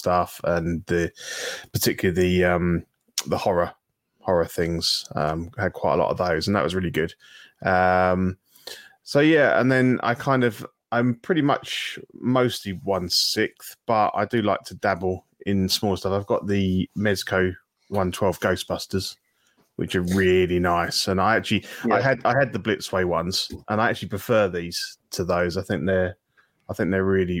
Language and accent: English; United Kingdom; I'm British